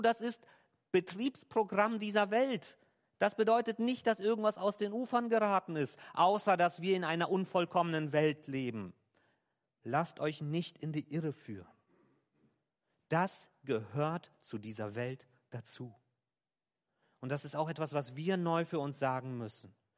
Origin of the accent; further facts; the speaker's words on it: Germany; hier bei uns in Deutschland